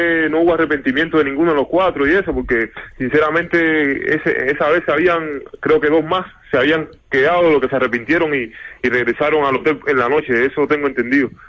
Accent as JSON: {"language": "Spanish", "country": "Cuba", "moved": "yes", "said": "salí de Cuba ya venía con la idea ya, que había hablado con así con mis seres más queridos, mi madre, familia y eso"}